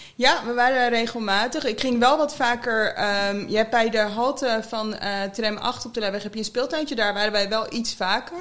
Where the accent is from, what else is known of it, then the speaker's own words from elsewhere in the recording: The Hague, South Holland, Netherlands; dan ben ik een echte Hagenees